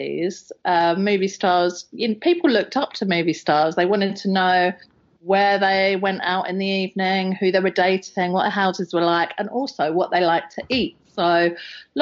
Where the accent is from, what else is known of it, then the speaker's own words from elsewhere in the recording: England, United Kingdom; I'm English